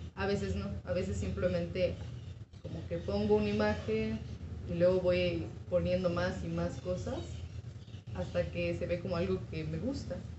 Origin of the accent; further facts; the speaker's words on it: San Cristóbal de las Casas, Chiapas, Mexico; yo soy originaria de San Cristóbal de las Casas, Chiapas